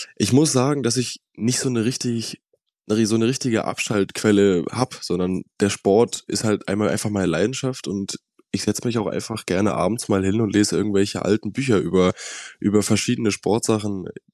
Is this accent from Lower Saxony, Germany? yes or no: no; Hamburg, Germany; Ich komme ja aus dem Norden, aus Hamburg